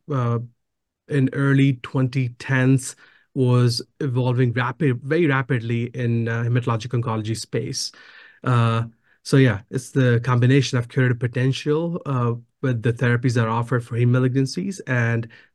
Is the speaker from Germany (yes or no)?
no; India; also born or lived in Stanford, California; now in United States; I'm originally from India